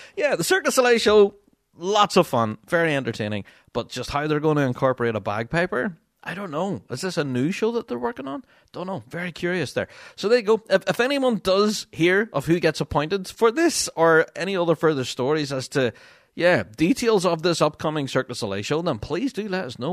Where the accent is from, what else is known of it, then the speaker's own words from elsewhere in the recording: Magherafelt, Northern Ireland, United Kingdom; my hometown of Marifelt, uh, which is where I live.